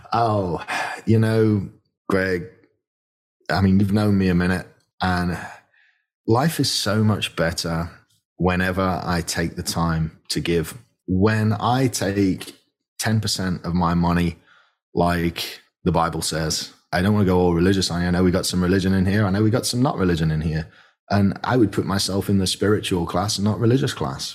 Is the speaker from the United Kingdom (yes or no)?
yes; the north of England, United Kingdom; moved away as an adult; now in Bryan, Texas, United States; I grew up in Northern England and, and money was tight